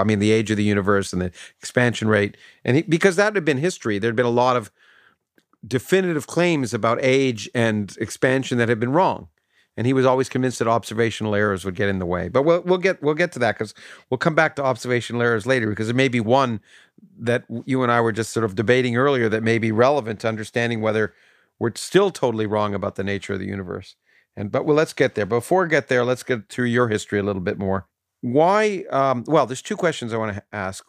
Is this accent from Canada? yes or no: yes; Canada; growing up in Canada